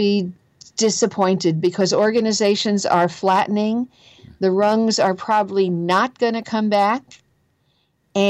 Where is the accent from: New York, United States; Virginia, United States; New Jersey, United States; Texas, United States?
New Jersey, United States; accent: Jersey; my own Jersey accent